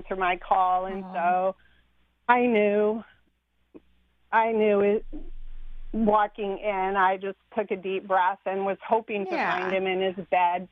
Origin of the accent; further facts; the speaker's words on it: Shoreline, Washington, United States; sitting in the house I grew up in Shoreline.